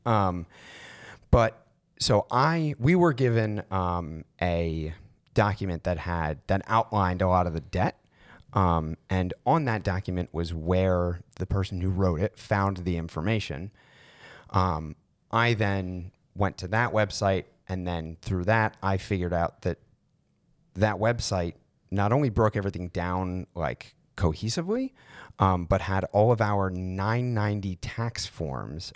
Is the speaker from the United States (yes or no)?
yes; Maryland, United States; I'm from Maryland